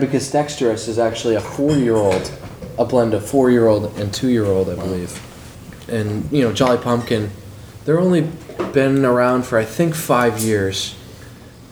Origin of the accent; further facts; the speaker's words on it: Bangor, Maine, United States; I grew up in Bangor, Maine